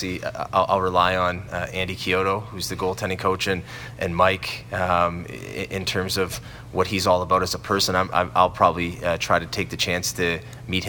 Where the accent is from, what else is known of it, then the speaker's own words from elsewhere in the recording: Sault Ste. Marie, Ontario, Canada; moved away as an adult; I'm from Sault Ste. Marie, and growing up in Sault Ste. Marie, that was really my dream job